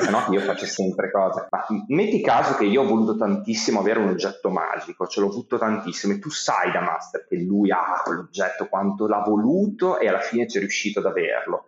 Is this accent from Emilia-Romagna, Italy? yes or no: yes; Modena, Emilia-Romagna, Italy; moved away as an adult; now in Bologna, Italy; io sono di Modena e mi sono trasferito a Bologna che ero appena maggiorenne